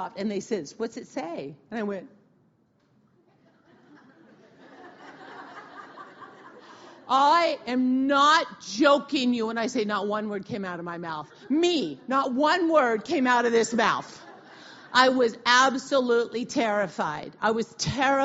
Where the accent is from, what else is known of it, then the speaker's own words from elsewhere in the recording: Wenatchee, Washington, United States; I'm from Wenatchee